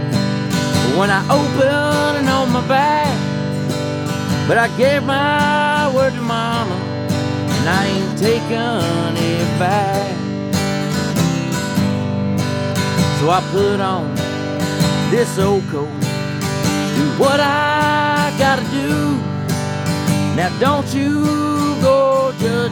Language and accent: English; Sneedville, Tennessee, United States; I grew up in Sneedville back in the mountains there